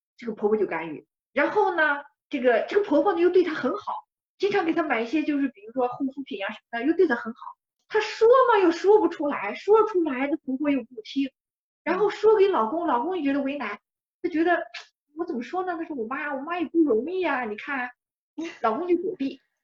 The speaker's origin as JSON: {"language": "Chinese", "country": "China", "said": "我们中国人"}